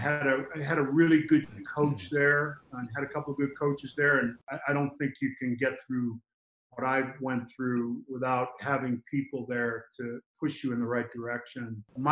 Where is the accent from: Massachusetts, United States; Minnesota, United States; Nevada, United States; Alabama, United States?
Massachusetts, United States; Boston; It was a different time. Went through the busing riots. At that point, I was living with my grandmother, my uncle Mike, and my aunt Edie.